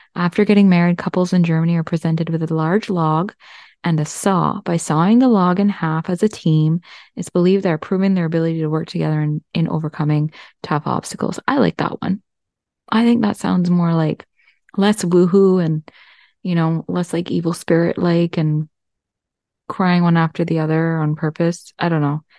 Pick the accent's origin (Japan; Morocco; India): India; I'm Indian